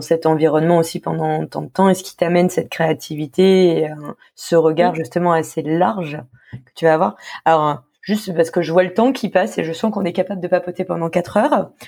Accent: Le Havre, Normandy, France; moved away as an adult; je viens du Havre

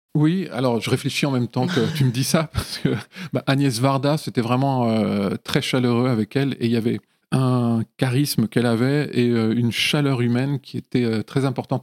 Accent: Lyon, Auvergne-Rhône-Alpes, France; now in Paris, France; Je viens de, Lyon et des environs de Lyon

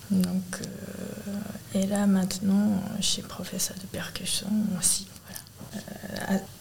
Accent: Kamakura, Kanagawa, Japan; French is a second language; moved away as an adult; now in Aulnay-sous-Bois, France; Je viens de Kamakura.

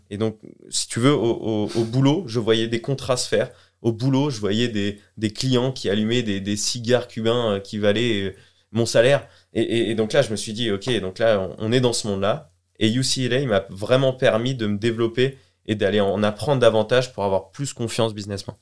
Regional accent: Colleville-Montgomery, Normandy, France; also born or lived in Los Angeles, United States; moi, je suis un canet d'origine. born and raised. Donc, c'est-à-dire que j'ai grandi en Normandie, à Colville-Montgomery, et j'ai fait toute ma scolarité ici

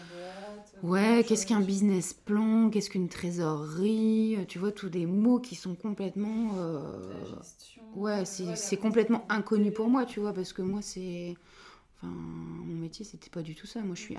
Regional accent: Dunkirk, Hauts-de-France, France; also born or lived in Lille; je suis originaire de Dunkerque. Et donc j'ai fait toutes mes études là-bas

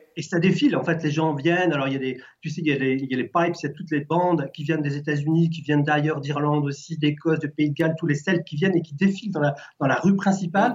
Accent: France; je suis français

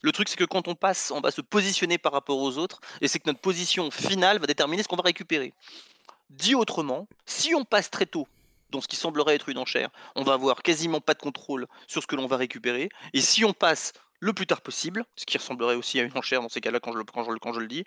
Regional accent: France; je suis français et donc bah, je connais beaucoup mieux l'histoire de France que n'importe quel autre.

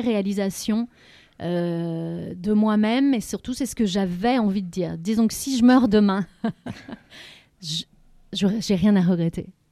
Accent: Lorient, Brittany, France; moved away as an adult; je suis revenue ici à Lorient. Et chez moi, donc, puisque c'était ma ville natale

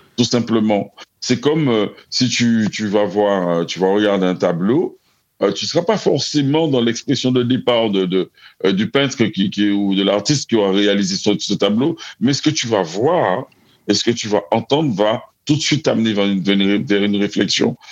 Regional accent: Martinique; je suis Antillais, je suis Caribéen, je suis Martiniquais. Je suis issu, euh, de, de l'île de la Martinique

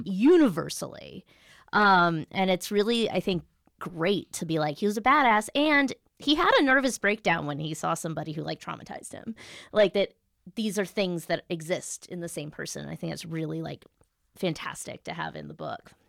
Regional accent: United States; as an American

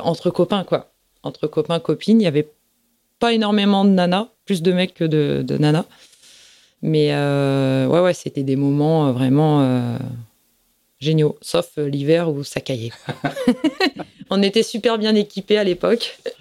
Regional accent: Plougastel-Daoulas, Brittany, France; je suis de Plougastel. J'ai passé toute, euh, ma vie à Plougastel.

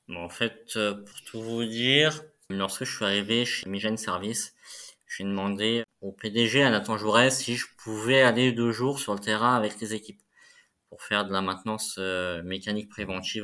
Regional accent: Moselle, Grand Est, France; moved away; je suis originaire de la Moselle

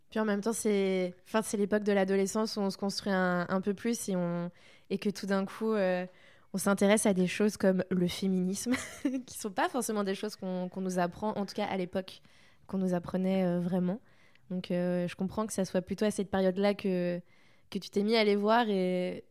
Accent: Saint-Malo, Brittany, France; moved away as an adult; also born or lived in Toulouse; je viens de Saint-Malo

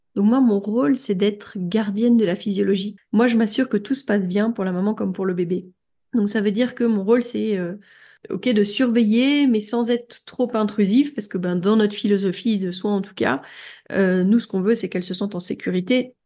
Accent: France; moved away as an adult; now in Belgium; je suis française

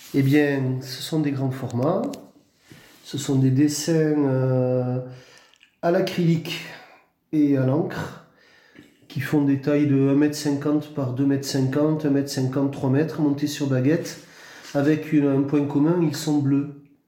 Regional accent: Tarbes, Occitania, France; j'ai grandi à Tarbes

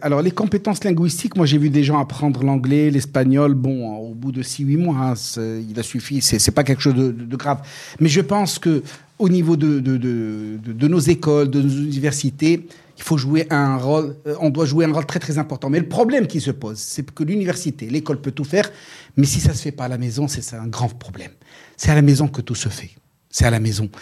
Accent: Morocco; chez nous au Maroc

